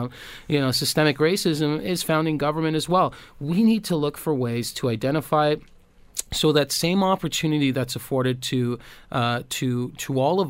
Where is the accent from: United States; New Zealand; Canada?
Canada; Toronto, Ontario; I grew up in Toronto, you know, a black male